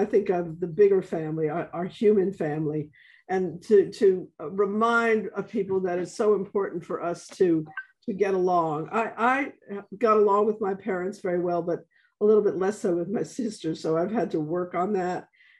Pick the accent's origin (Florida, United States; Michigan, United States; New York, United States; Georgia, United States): New York, United States; New York City; now in New Orleans, United States; Yom Kippur, I've always heard was a day of growing up in New York. I mean, even if I was in a public school, there are so many in the Bronx, so many Jewish children. So I was surrounded with the faith without knowing much about it.